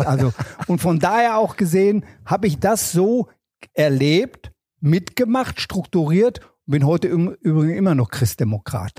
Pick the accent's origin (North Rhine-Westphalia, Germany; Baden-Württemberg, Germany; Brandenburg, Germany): North Rhine-Westphalia, Germany; Herne; Ich komme ja aus dem Kohlenpott. Ich komme also aus Wanne-Eickel.